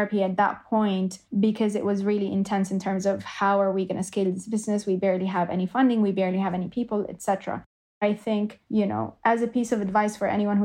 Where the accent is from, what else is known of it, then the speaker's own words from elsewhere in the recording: Jordan; moved away as an adult; now in Canada; I grew up in Jordan, and I decided to move to Canada when I was 22, 23